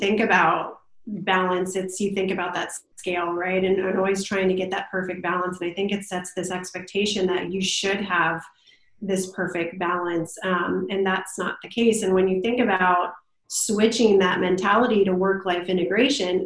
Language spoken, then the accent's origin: English; Canton, Ohio, United States; moved away as an adult; now in North Carolina, United States; me and my husband are from Ohio. So from Canton, Ohio, you know, Football Hall of Fame, and grew up there